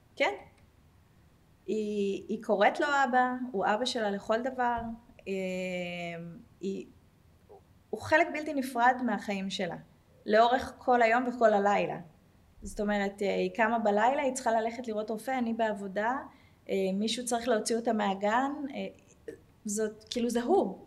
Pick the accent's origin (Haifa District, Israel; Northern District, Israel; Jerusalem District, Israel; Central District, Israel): Jerusalem District, Israel; Jerusalem; also born or lived in Tel Aviv, Israel; now in Herzliya, Israel; אני ירושלמית במקור, גרתי 20 שנה בתל אביב